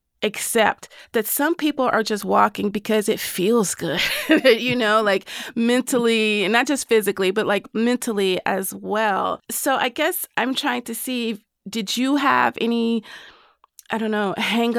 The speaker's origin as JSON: {"language": "English", "region": "the South", "country": "United States", "said": "as a Southerner"}